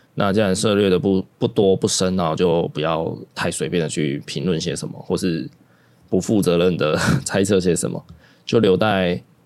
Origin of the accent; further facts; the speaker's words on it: Taiwan; 包容这件事情对台湾人来说，也是我们台湾人的特色了。